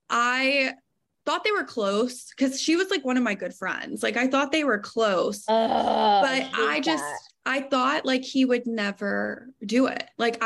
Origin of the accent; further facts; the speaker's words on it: Arkansas, United States; moved away as an adult; also born or lived in East Texas; So I'm originally from Arkansas.